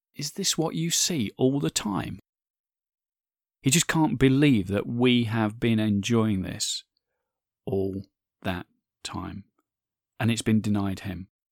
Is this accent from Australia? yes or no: no; United Kingdom; my home country of the U K